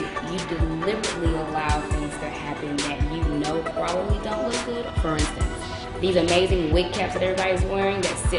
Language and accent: English; Houston, Texas, United States; moved away; I am originally from Houston, Texas.